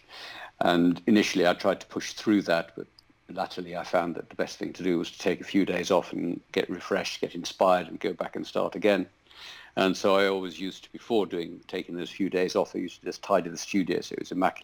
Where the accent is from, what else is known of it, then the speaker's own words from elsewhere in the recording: Scarborough, Yorkshire and the Humber, United Kingdom; also born or lived in York; I was born just outside York, but we had rented a farm just outside Scarborough on the east coast